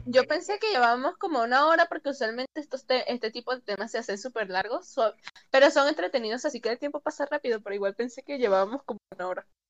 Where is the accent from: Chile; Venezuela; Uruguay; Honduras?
Venezuela; Paraguaná Peninsula, Falcón; moved away; mi pueblo natal, porque sí, yo soy de pueblo, por así decirlo. Yo soy de la península de Falcón